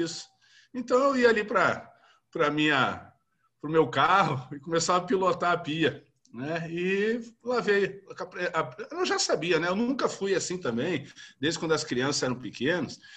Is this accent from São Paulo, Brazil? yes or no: no; interior of Rio Grande do Sul, Brazil; now in Federal District, Brazil; Eu sou do interior do Rio Grande do Sul, né? Família tradicional e, e criado na roça